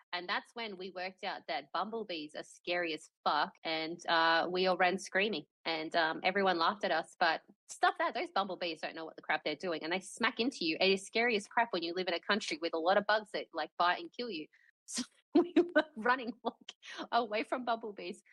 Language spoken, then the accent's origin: English; Australia; we're Australian